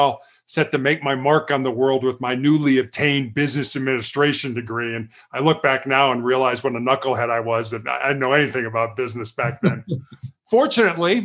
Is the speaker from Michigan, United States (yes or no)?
no; Chicago, Illinois, United States; I was born and raised in Chicago